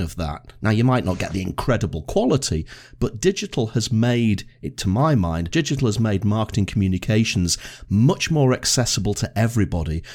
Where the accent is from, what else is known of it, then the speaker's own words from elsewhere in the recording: Blackpool, North West England, United Kingdom; now in Edinburgh, United Kingdom; where I was brought up in Blackpool.